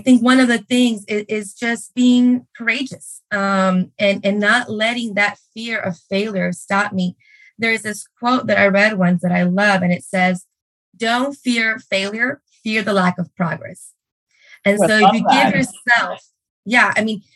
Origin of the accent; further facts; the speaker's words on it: Brownsville, Texas, United States; moved away as an adult; also born or lived in Mexico / Durham, North Carolina; I was born and raised in Brownsville, Texas